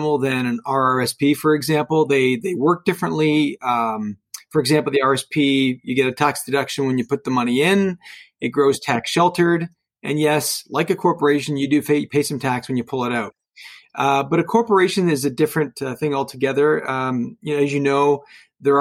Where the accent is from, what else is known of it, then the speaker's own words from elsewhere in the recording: Oakville, Ontario, Canada; now in Burlington, Canada; I grew up in Oakville, never really moved too far from home, live in Burlington now